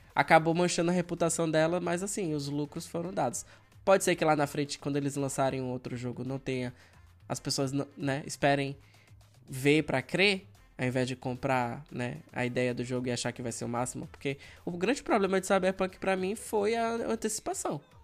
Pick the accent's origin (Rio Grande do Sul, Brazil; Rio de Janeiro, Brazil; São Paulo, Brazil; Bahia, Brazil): Bahia, Brazil; Feira de Santana; also born or lived in Salvador; Eu saí do interior, na época Feira de Santana, e fui para morar na capital, né? Passei no vestibular, fui morar na capital, Salvador.